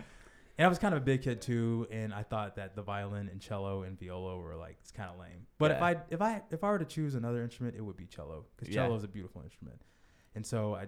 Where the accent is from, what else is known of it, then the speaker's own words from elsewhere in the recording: Plano, Texas, United States; also born or lived in Dallas; I was born in Dallas and we lived in Plano. That's where I was raised